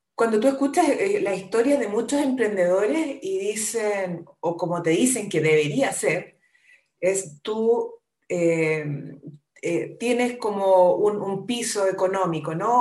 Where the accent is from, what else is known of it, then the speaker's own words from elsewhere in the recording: Concepción, Biobío, Chile; yo soy de Concepción, soy la menor de seis hermanos